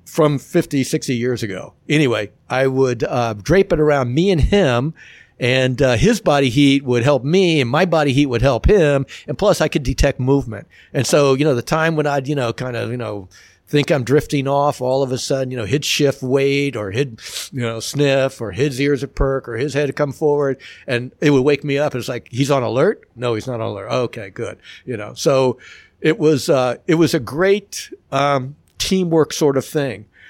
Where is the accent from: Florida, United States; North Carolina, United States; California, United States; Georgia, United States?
Florida, United States; Miami; growing up in Miami, I mean, we could bike to the beach